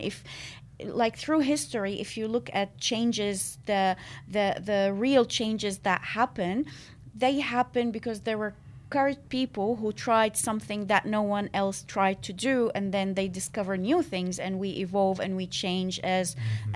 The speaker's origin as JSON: {"language": "English", "country": "Syria", "also_born_or_lived": "Malaysia", "moved": "as an adult", "lives_now": "Australia", "said": "I am originally from Syria."}